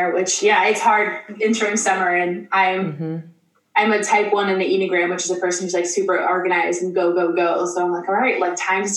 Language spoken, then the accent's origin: English; Nebraska, United States; I'm from Nebraska, where Huskers football is like a religion